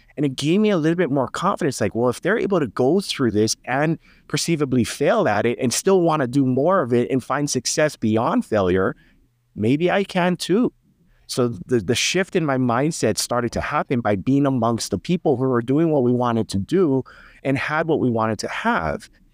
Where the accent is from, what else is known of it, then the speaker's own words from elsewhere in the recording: Hawaii, United States; I'm from Hawaii, so, you know, it's very high cost of living